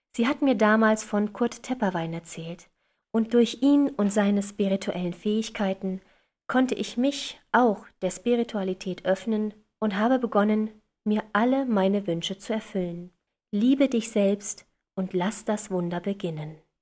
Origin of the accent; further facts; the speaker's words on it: western Germany, Germany; Im Osten Deutschlands geboren und im Westen groß geworden